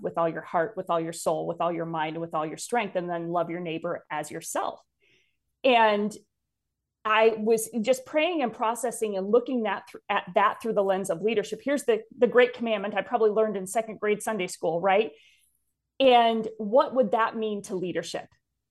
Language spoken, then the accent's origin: English; Wisconsin, United States; But I grew up in North Central Wisconsin. My family came to faith when I was about 8 years old.